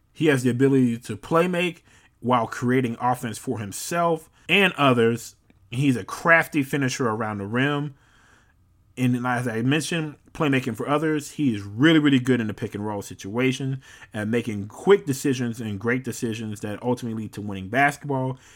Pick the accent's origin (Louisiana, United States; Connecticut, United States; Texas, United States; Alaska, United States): Louisiana, United States; moved away; the New Orleans Pelicans, my home state N B A team